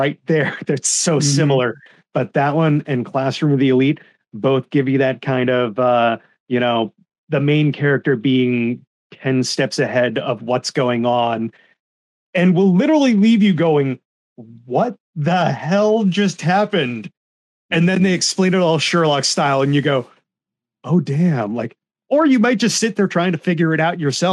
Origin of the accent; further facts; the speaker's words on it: United States; Gridman, we grew up with it in America as Superhuman Samurai Cyber Squad